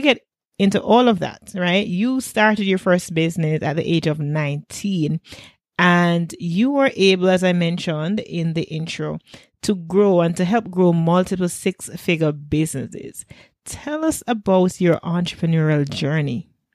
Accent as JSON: {"language": "English", "country": "Jamaica"}